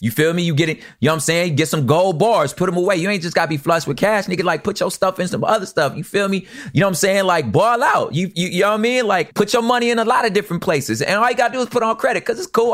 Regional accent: United States; I'm American.

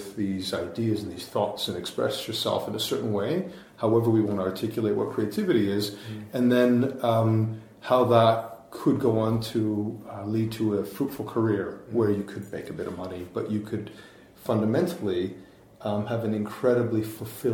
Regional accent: Vancouver, British Columbia, Canada; I grew up in Canada, so it's I grew up in Vancouver

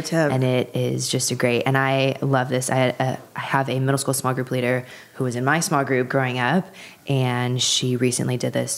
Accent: Los Angeles, California, United States; I am from the San Fernando Valley in the Los Angeles area in Southern California.

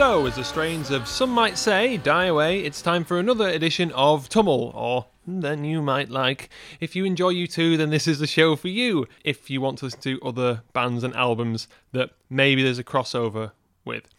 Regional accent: Wigan, North West England, United Kingdom; moved away; we're from Wigan originally. Now, the thing is, growing up in Wigan

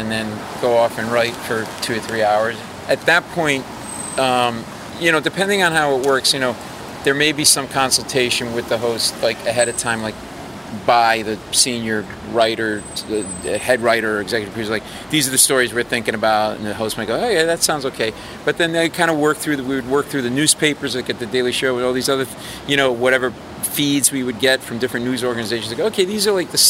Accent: Providence, Rhode Island, United States; moved away; I grew up in New England, in Providence.

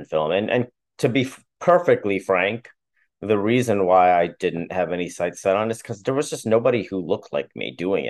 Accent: Chicago, Illinois, United States; moved away as an adult; also born or lived in Milwaukee; I grew up in Chicago

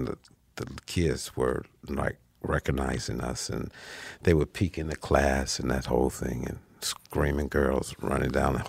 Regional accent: Gary, Indiana, United States; moved away; also born or lived in Los Angeles; We're from Gary, Indiana

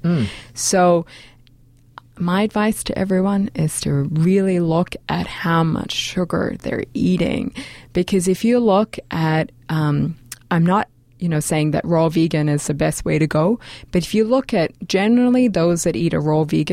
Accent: Australia; I'm from Australia

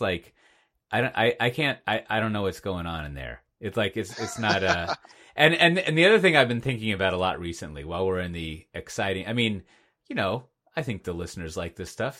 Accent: Texas, United States; as a Texan

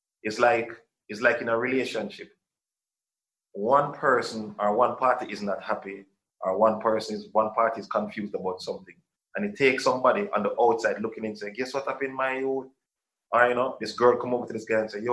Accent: Jamaica; As a Jamaican

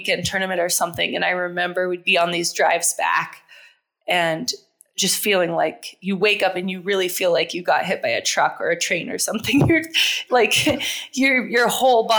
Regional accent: New Hampshire, United States; I'm from New Hampshire originally

